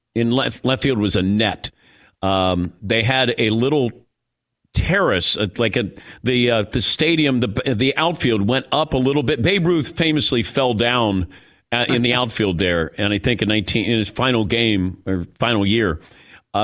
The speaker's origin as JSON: {"language": "English", "town": "Cincinnati", "region": "Ohio", "country": "United States", "moved": "yes", "said": "I'm from Cincinnati"}